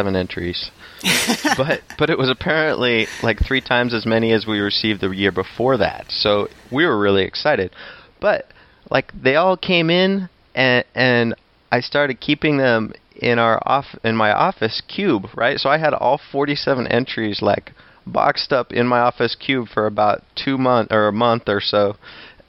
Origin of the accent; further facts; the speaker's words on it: Tacoma, Washington, United States; moved away; I grew up in Tacoma